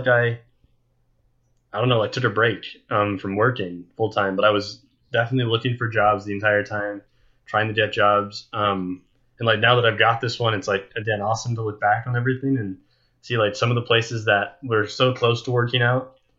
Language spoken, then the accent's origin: English; United States; being an American